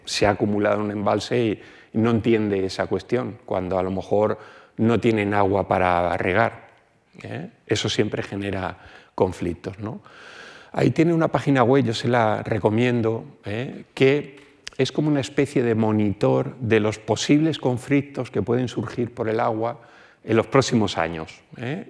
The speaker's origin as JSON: {"language": "Spanish", "town": "Alicante", "region": "Valencian Community", "country": "Spain", "said": "De donde yo vengo, una porción del agua del grifo viene de una desaladora de, forma continua en Alicante"}